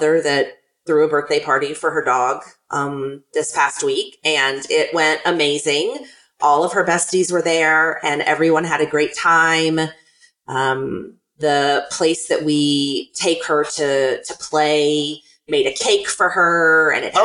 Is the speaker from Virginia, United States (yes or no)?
no; Chattanooga, Tennessee, United States; my hometown of Chattanooga